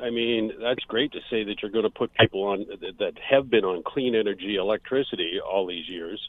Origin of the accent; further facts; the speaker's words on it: Muskoka, Ontario, Canada; I grew up in the Muskokas.